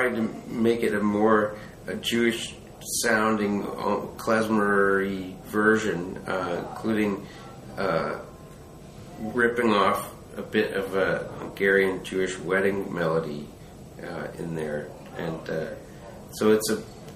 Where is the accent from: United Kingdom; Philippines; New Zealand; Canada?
Canada; Vancouver, British Columbia; I'm from Vancouver. It's my hometown